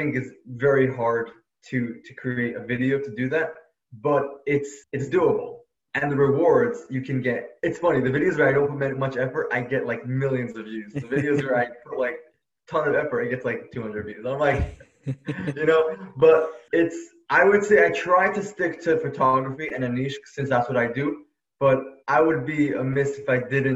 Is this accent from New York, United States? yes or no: yes; New York City, New York, United States; now in Los Angeles, United States; I'm from Brooklyn, New York, but now I'm living in Los Angeles